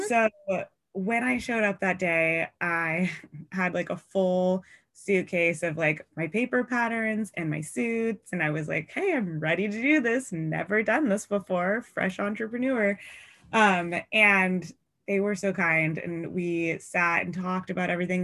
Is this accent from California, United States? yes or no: no; Seattle, Washington, United States; I'm from Seattle